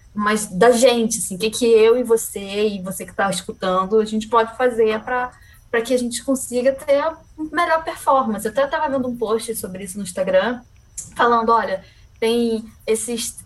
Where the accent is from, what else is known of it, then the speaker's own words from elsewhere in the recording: Niterói, Rio de Janeiro, Brazil; Eu sou de Niterói